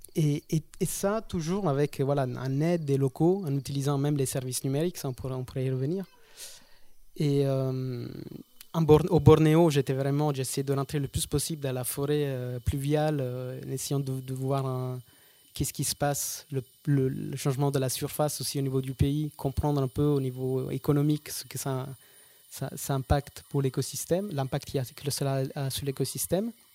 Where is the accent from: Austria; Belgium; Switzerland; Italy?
Italy; Episcopia, Basilicata; French is a second language; moved away; je suis italien. Je suis né à Basilicata, qui est une petite région euh, l'Italie du Sud